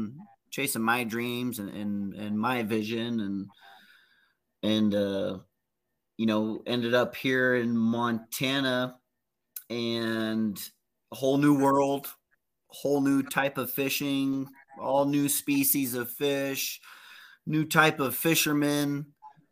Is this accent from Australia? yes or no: no; Peru; also born or lived in Texas, United States / Egypt / New Mexico, United States; I kind of was born in Texas, but I was raised in Peru. I was raised in Africa and Egypt, actually.